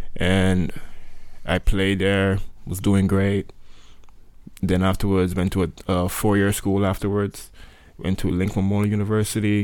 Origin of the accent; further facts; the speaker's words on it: Sint Maarten; Saint Martin, there is a French side and a Dutch side and I was born on the Dutch side